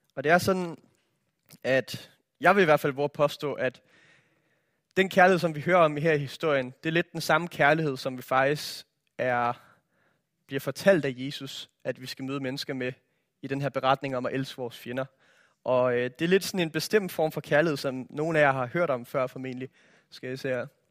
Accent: Denmark; jeg er opvokset i Danmark

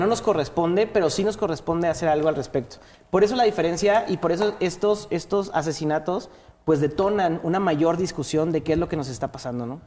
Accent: Mexico

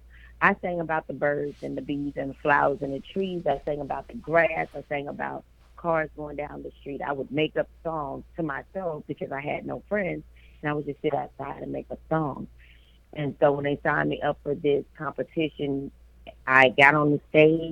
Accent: Memphis, Tennessee, United States; I am from Memphis, Tennessee, and that is my hometown

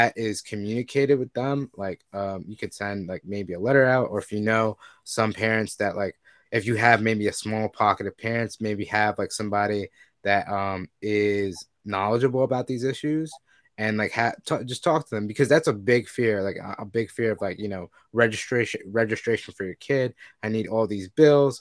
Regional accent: Long Island and Queens, New York, United States; I grew up between Long Island and Queens

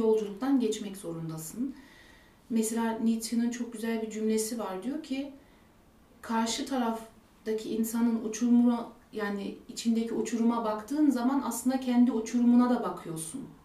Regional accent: Germany; Almanya'da doğdum, büyüdüm

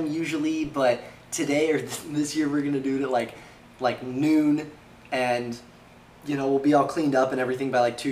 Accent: California, United States; moved away; my hometown in California

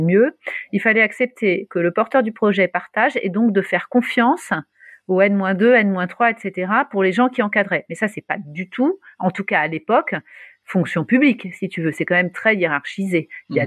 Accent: Paris, Île-de-France, France; moved away as an adult; also born or lived in Luxembourg; on est à Paris, je suis parisienne, même si j'étais partie, je suis revenue.

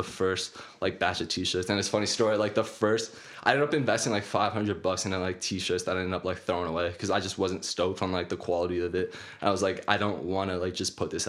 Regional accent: Kelowna, British Columbia, Canada; I'm from Kelowna, BC. I actually went to school here locally. I went to Rutland Senior Secondary

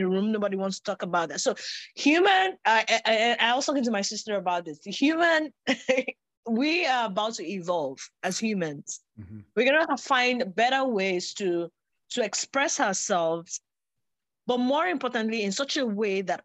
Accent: Nigeria; I grew up in Nigeria, we have over 260 ethnic languages.

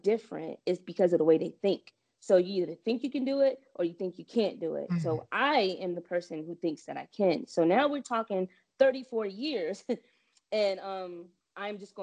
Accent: New Jersey, United States; growing up in New Jersey, I pretty much stayed in a house and everything

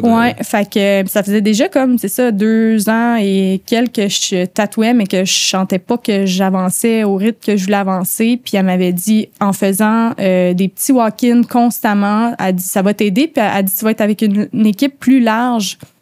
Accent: outside Montreal, Quebec, Canada; moved away as an adult; now in Montreal, Canada; j'ai de la banlieue. Euh, je viens de l'extérieur de Montréal. J'ai déménagé à Montréal pour le tatou

